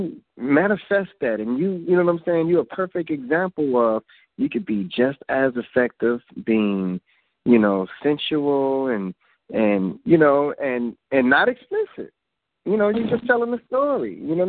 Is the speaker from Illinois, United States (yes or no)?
yes; Chicago, Illinois, United States; I'm from the south side too, Englewood